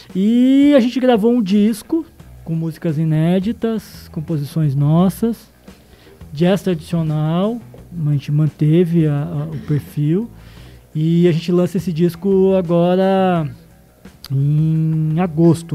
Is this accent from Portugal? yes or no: no; Londrina, Paraná, Brazil; eu sou de Londrina, nascida em Londrina